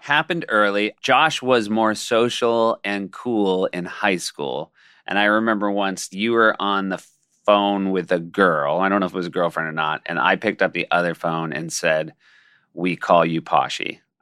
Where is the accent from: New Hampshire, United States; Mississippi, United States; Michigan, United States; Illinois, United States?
New Hampshire, United States; We grew up in New Hampshire